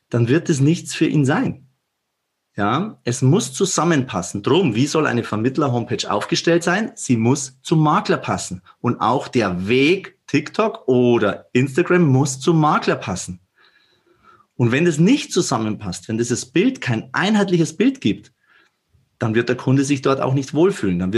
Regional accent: Bavaria, Germany; accent: Bavarian; ich bin in der Tat, man hört es an meinem Dialekt, ein Bayer, sogar ein Oberbayer und auch Regensburg ist meine Wahlheimat.

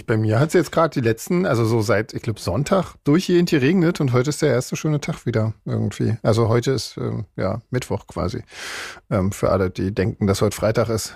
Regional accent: Switzerland; bei uns in der Schweiz

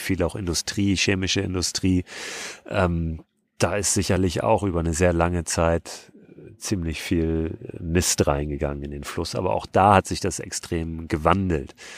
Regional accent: Hamburg, Germany; ich komme ja aus Hamburg

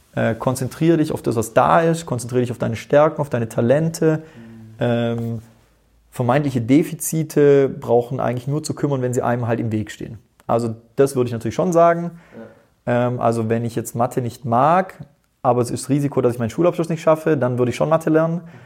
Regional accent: Tyrol, Austria; ich bin in Tirol geboren

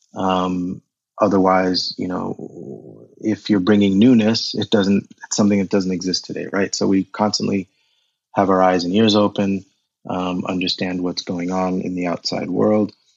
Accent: United States; moved away as an adult; also born or lived in Zaire; now in Germany; I grew up in America um, with a heavy German influence. So we spoke German at home

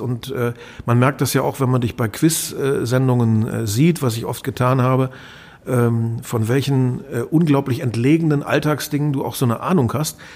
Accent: Lower Saxony, Germany; Wir sind beide in Niedersachsen aufgewachsen

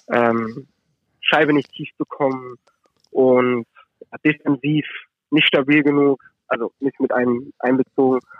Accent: Düsseldorf, North Rhine-Westphalia, Germany; auch nicht den Kölnern als Düsseldorfer.

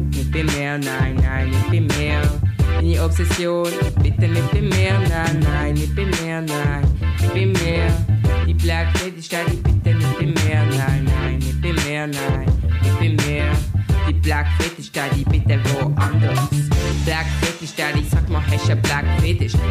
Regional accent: Switzerland; accent: Basel; Ich bin hier in der Schweiz geboren und aufgewachsen. Ich sehe anders aus. Also ich, ich, bin, ich bin schwarz. Aber wenn ich rede, dann äh, hört man die Herz. Also, ich will sagen mega viel Basler

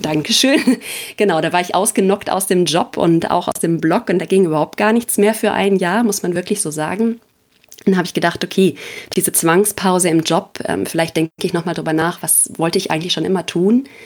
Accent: Dorsten, North Rhine-Westphalia, Germany; also born or lived in Leipzig / Marburg / Aachen; now in Bochum, Germany; stamme gebürtig aus Dorsten

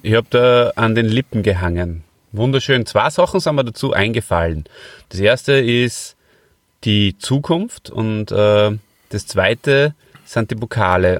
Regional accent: Hof bei Salzburg, Salzburg, Austria; ich komme ja heute aus Hof bei Salzburg und das ist äh, der Ort, an dem ich aufgewachsen bin.

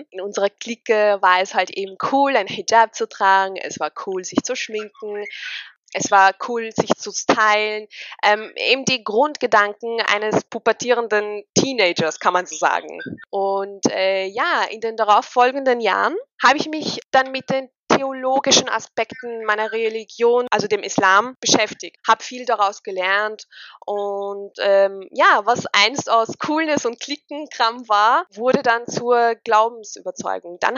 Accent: Austria; Ich bin 25 Jahre alt. Oh Gott, fühle ich mich alt. Ich bin Österreicherin mit tunesischen Wurzeln.

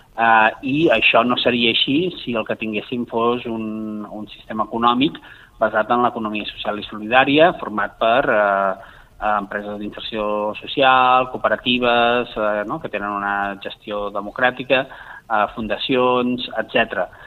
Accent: Valls, Catalonia, Spain; a la meva ciutat, jo sóc de Valls

